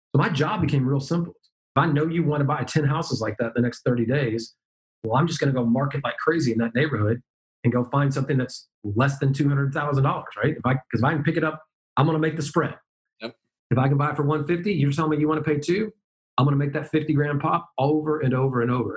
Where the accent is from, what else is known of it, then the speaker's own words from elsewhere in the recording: Dallas, Texas, United States; moved away; also born or lived in Memphis, Tennessee / Boca Raton, Florida; born and raised in Dallas, but lived in Memphis for 10 years